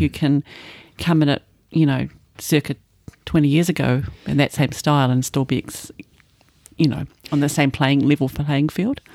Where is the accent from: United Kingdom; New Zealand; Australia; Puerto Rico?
New Zealand; from New Zealand